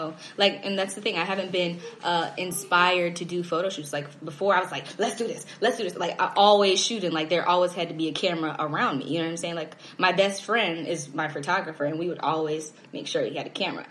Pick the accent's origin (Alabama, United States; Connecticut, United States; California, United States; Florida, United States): Florida, United States; Orlando; moved away as an adult; also born or lived in Chicago, Illinois; now in Atlanta, United States; I grew up in Orlando, Florida